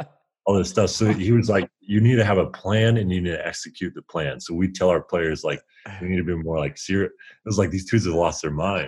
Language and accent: English; Indiana, United States; growing up in Indiana, it's you can't play outside year round